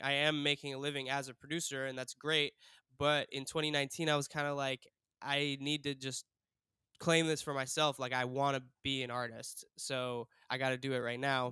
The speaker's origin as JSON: {"language": "English", "town": "Cleveland", "region": "Ohio", "country": "United States", "said": "I'm from Cleveland, Ohio"}